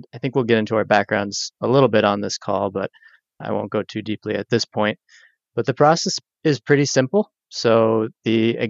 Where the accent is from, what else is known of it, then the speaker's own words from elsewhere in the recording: Boston, Massachusetts, United States; I'm from Boston, speaking from Boston right now, South Boston.